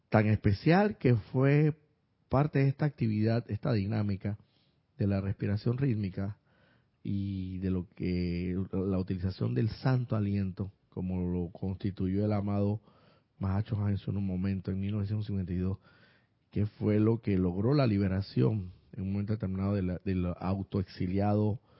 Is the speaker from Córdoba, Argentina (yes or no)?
yes; Córdoba, Argentina; de Córdoba, Argentina.